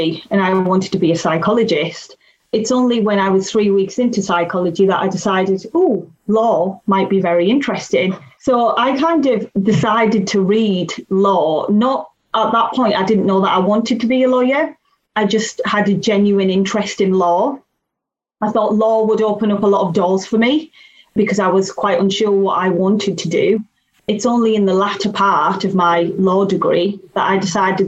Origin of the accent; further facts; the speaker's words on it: Teesside, North East England, United Kingdom; I was born in Teesside